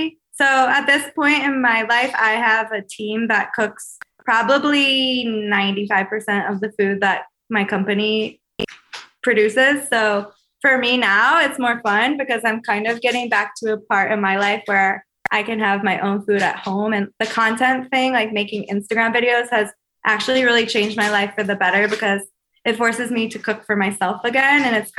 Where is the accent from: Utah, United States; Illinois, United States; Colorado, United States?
Illinois, United States; Chicago; born or raised there